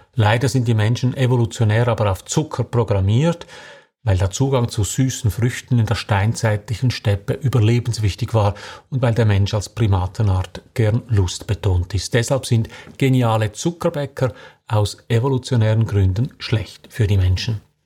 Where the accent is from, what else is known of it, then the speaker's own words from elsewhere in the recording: Switzerland; bei uns in der Schweiz